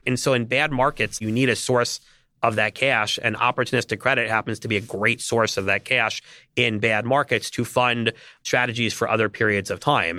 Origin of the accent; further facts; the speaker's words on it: New York area, United States; I grew up in the New York area